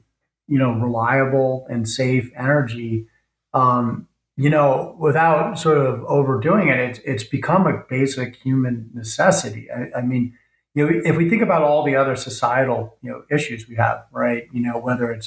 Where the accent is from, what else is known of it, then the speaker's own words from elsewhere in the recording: United States; speaking as an American